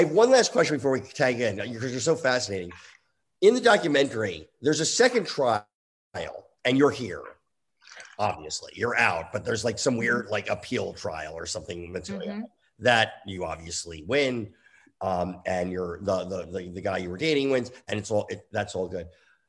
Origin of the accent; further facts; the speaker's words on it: New Jersey, United States; I grew up in New Jersey and I had a lot of Italian Catholic friends and all my girlfriends were, and so like I knew priests. I never was raised Jewish